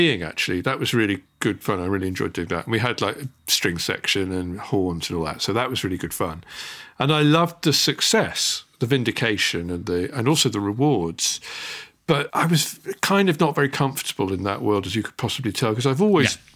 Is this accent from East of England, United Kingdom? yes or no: no; Barton Seagrave, East Midlands, United Kingdom; also born or lived in London; now in Finedon, United Kingdom; I grew up in two villages along, a little village called Barton Seagrave